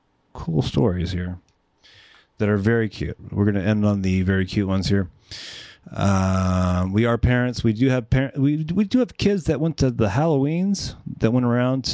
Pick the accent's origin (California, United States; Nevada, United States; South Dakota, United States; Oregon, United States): California, United States; San Fernando Valley.